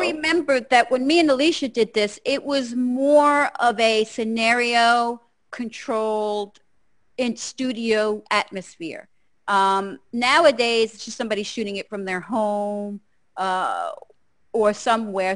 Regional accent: New Jersey, United States; I'm from Jersey

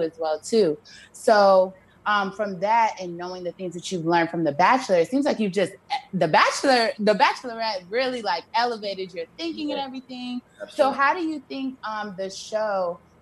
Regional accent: Chicago, Illinois, United States; moved away; also born or lived in Missouri; I grew up in I'm from Chicago, the best city in the world

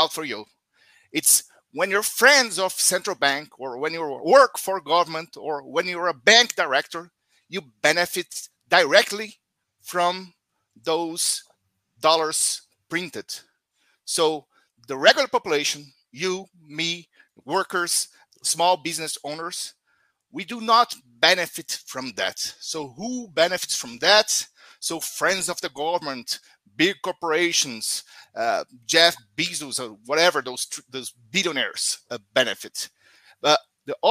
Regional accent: Brazil; from Brazil

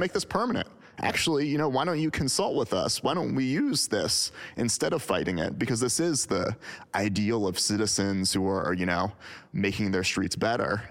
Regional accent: United States; I'm speaking as an American

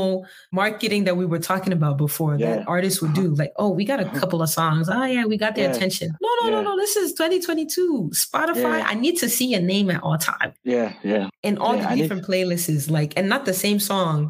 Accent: Ghana; as a Ghanaian

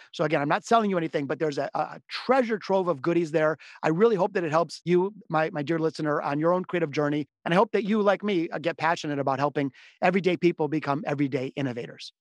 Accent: Detroit, Michigan, United States; I'm from the city of Detroit. I was born here in Detroit, as were my parents and grandparents

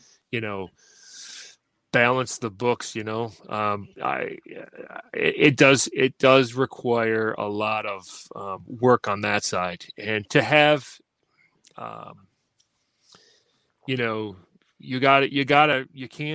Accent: Syracuse, New York, United States; I was born right in Syracuse, lived here for most of my

